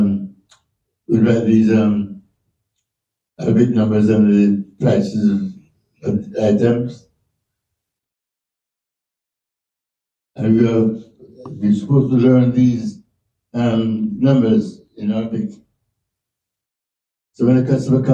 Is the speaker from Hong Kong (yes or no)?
no; Jamaica; moved away as an adult; also born or lived in England; I was born in Jamaica